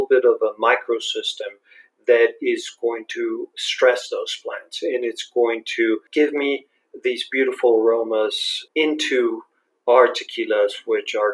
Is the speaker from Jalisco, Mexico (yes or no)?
yes; Guadalajara, Jalisco, Mexico; English is a second language; also born or lived in United States; I grew up in Guadalajara. I was born, actually I'm Guadalajara right now, so I was born here, studied here almost all my life